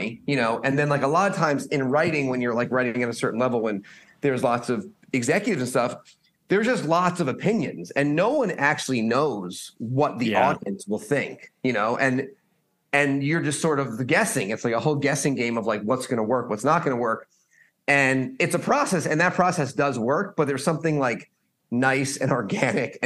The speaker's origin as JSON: {"language": "English", "town": "Stamford", "region": "Connecticut", "country": "United States", "also_born_or_lived": "Boston", "moved": "yes", "lives_now": "Los Angeles, United States", "said": "I'm from Stamford, Connecticut"}